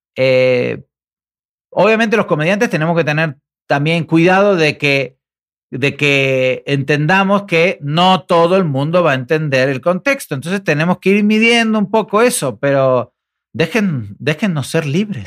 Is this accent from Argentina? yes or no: yes; Argentina; now in Mexico; los argentinos que viajamos